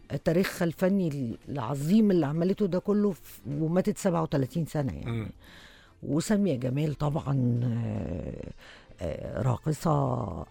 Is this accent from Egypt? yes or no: yes; Egypt; إحنا كمصريين